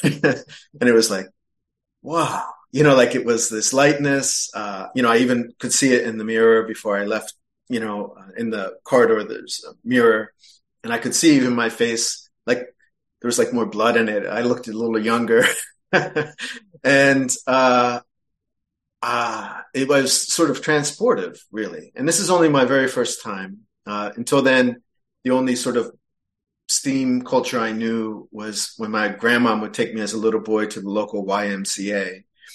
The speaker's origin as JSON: {"language": "English", "area": "Philadelphia area", "region": "Southern New Jersey", "country": "United States", "tie": "born or raised there", "also_born_or_lived": "Russia", "moved": "as an adult", "said": "I grew up in the Southern New Jersey, Philadelphia area"}